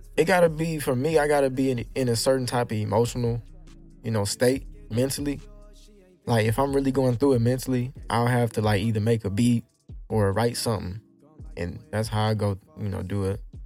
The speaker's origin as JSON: {"language": "English", "town": "Houston", "region": "Texas", "country": "United States", "tie": "born or raised there", "said": "I'm raised in Houston"}